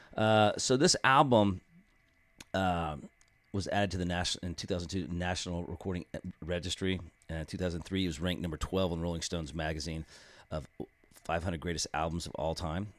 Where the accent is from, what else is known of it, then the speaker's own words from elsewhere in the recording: Austin, Texas, United States; based out of my hometown of Austin, Texas